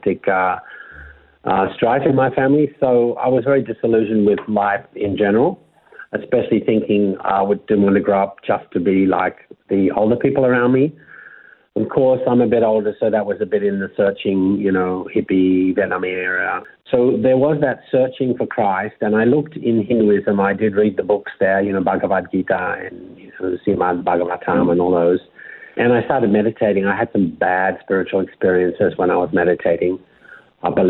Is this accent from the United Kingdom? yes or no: no; Melbourne, Victoria, Australia; moved away as an adult; I was born and raised in Melbourne